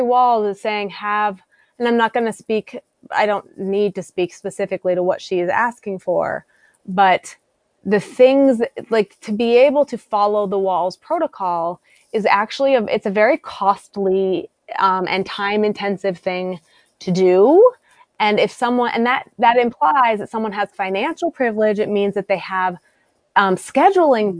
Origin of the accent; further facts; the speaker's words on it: South Dakota, United States; now in Massachusetts, United States; I'm from South Dakota originally. I live in Massachusetts now